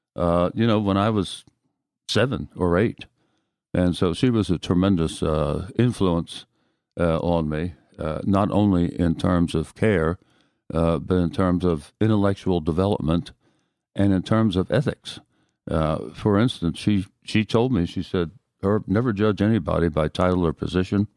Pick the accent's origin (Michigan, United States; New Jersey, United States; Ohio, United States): New Jersey, United States; Haddon Heights; moved away as an adult; now in San Antonio, United States; I was born in Haddon Heights, New Jersey